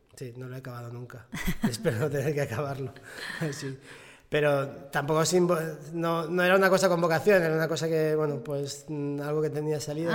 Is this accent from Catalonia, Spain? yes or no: yes; Catalonia, Spain; aquí, o sea, eh, en Cataluña o en España estamos acostumbrados